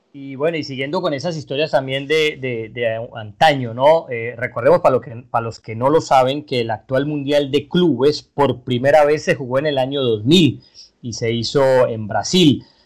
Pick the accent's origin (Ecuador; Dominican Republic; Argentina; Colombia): Colombia; Juan Fernando y yo somos colombianos